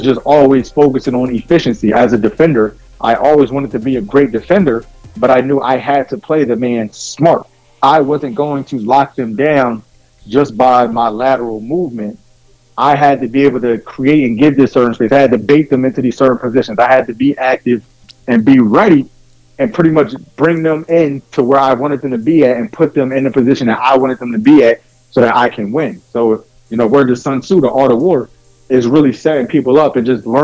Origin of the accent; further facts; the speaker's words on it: New Jersey, United States; I was born and raised in Jersey. And it's a certain mindset and mentality that we have here